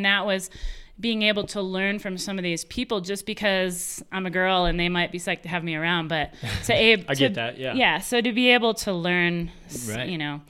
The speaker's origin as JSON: {"language": "English", "country": "United States", "tie": "born or raised there", "said": "I grew up on the Mississippi River."}